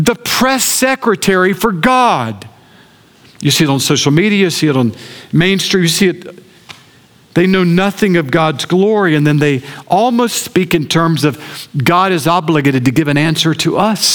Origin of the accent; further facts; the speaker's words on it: Augusta, Georgia, United States; I grew up in Augusta